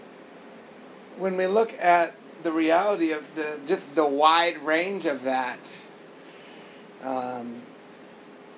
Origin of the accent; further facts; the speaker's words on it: United States; growing up in America